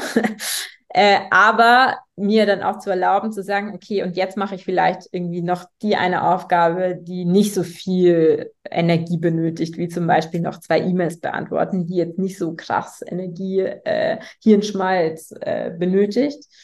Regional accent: Munich, Bavaria, Germany; ich bin in äh, München geboren und aufgewachsen

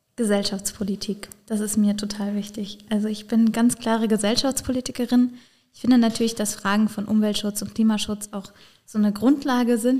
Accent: Bad Dürkheim district, Rhineland-Palatinate, Germany; ich selber komme aus dem Landkreis Bad Dürkheim

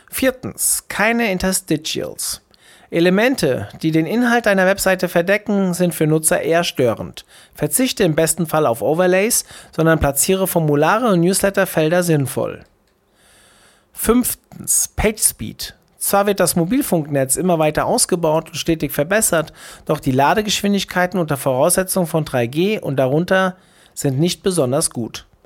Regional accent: Essen, North Rhine-Westphalia, Germany; Dem Ruhrport emotional stark verbunden, zog ich nach meinem Studium zurück in meine Heimat Essen.

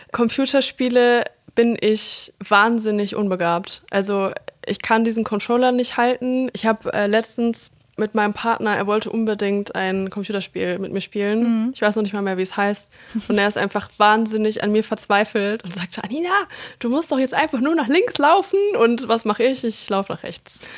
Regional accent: Munich, Bavaria, Germany; born there; Geboren bin ich in München, also ganz andere

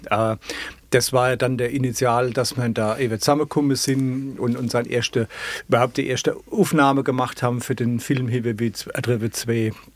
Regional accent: Ludwigshafen, Rhineland-Palatinate, Germany; accent: Palatine; ich komme aus dem Ludwigshafener Hemshof

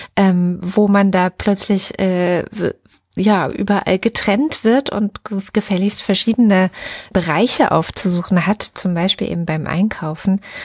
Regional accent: East Germany, Germany; ich bin jetzt in der DDR äh, groß geworden.

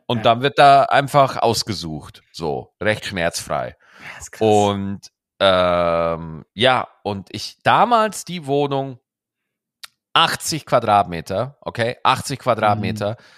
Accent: Lower Bavaria, Germany; now in Cologne, Germany; Ich war in meiner Heimat, in Niederbayern war ich

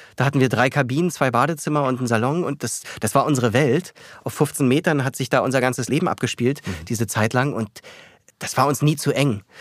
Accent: Berlin, Germany; moved away as an adult; also born or lived in New York / Munich / Paris; Ich bin Berliner, ich fühle mich hier wohl.

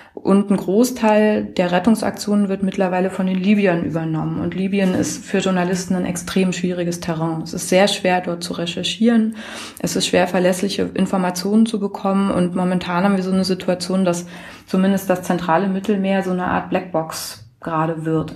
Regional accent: Germany; ich komme aus Deutschland

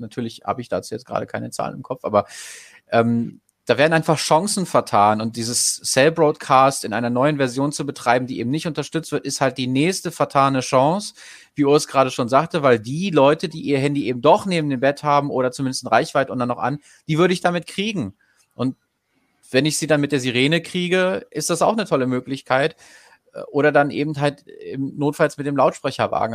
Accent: Goslar, Lower Saxony, Germany; Ich komme zum Beispiel aus Goslar

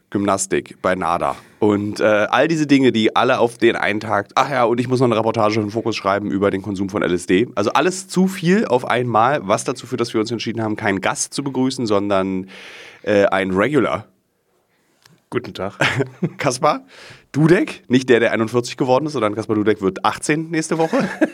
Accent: Berlin, Germany; es ist meine Stadt, meine Heimat und ich liebe ja diesen Fernsehturm

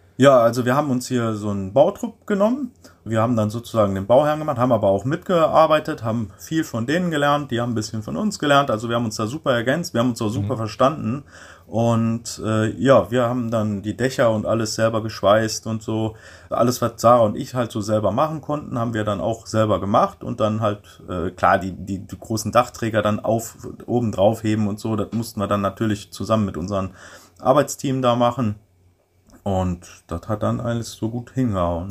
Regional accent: Ruhr area, North Rhine-Westphalia, Germany; moved away as an adult; now in Paraguay; ich komme aus dem Ruhrpott, ich kann noch niemals richtig Deutsch sprechen

